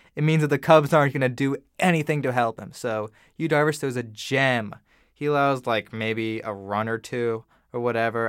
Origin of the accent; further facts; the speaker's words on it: St. Louis, Missouri, United States; I'm from Saint Louis